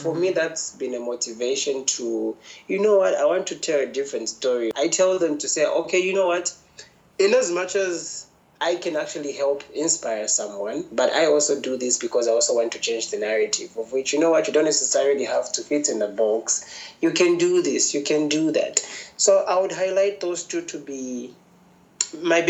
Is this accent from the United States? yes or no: no; Lusaka, Lusaka Province, Zambia; growing up in Lusaka, there were very few people who I looked up